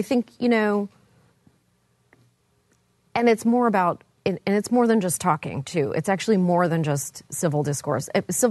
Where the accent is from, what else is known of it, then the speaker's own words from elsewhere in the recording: Canada; I'm from Canada, you guys.